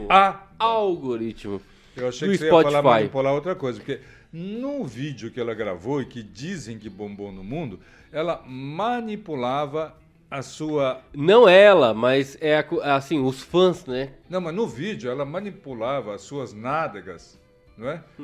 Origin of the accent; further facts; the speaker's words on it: Brazil; E somos nós, brasileiros, que pagamos.